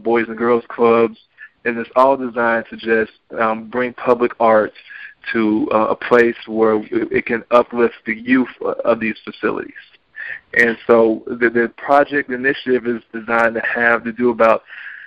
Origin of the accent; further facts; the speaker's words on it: Stone Mountain, Georgia, United States; I'm from Stone Mountain